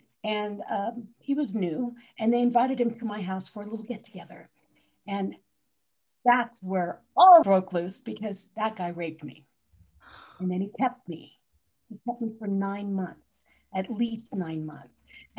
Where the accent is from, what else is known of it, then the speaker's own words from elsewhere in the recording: Philippines; also born or lived in New Jersey, United States; I grew up in the Philippines. I was actually born in New Jersey, but moved there when I was like 6 months old. So grew up in the Philippines.